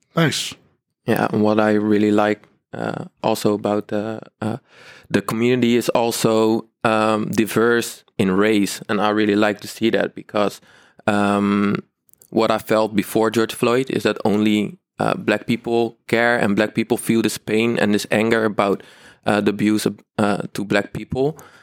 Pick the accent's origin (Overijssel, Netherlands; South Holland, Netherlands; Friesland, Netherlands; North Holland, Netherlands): South Holland, Netherlands; Rotterdam; I'm born and raised in Rotterdam